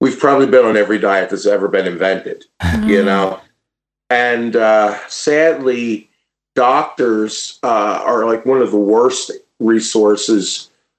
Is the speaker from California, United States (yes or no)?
no; New Jersey, United States; now in Wisconsin, United States; I'm originally from New Jersey